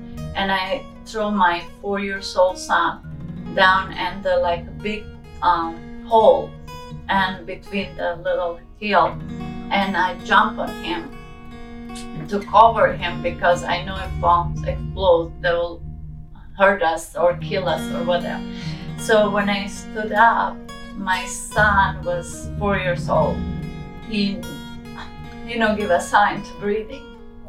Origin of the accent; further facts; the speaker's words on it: Kozarac, Republika Srpska, Bosnia & Herzegovina; born there; Yes, I was born in Bosnia in a small town called Kozarac.